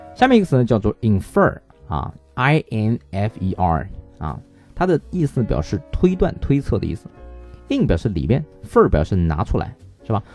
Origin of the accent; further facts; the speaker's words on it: China; 我们中国人